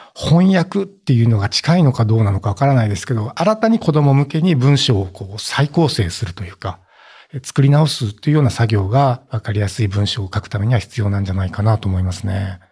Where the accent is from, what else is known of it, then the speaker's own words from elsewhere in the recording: Oita, Japan; 私の地元大分県